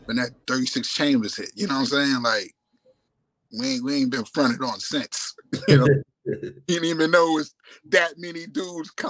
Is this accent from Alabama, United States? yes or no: no; New York City, New York, United States; also born or lived in Brooklyn, New York / South Bronx, New York; I'm from Staten Island, New York City, and downtown Brooklyn, and I had a part in South Bronx, but Staten Island is my root